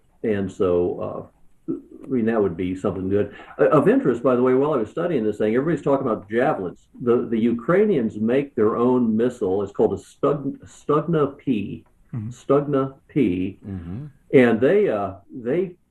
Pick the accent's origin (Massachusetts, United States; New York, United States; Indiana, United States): Indiana, United States; Indianapolis; I'm a Hoosier. I'm from Indianapolis, Indiana, graduate of Indiana University